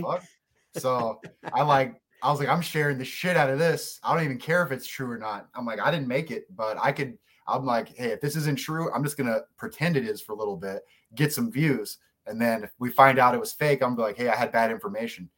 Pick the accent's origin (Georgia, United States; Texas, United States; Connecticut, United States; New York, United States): Georgia, United States; South; I'm from South Georgia